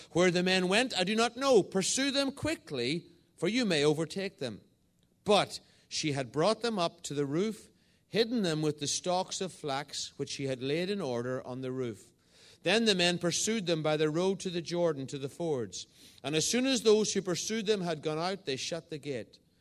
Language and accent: English; Northern Ireland, United Kingdom; moved away as an adult; also born or lived in England; now in Northallerton, United Kingdom; I'm an Irishman. I was born in the south of Ireland and moved to the north of Ireland as a, a young boy